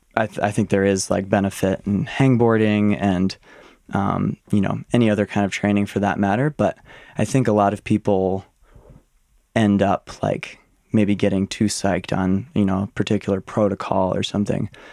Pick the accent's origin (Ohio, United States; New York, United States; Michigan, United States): Michigan, United States; Ann Arbor; I was born and raised in Ann Arbor, Michigan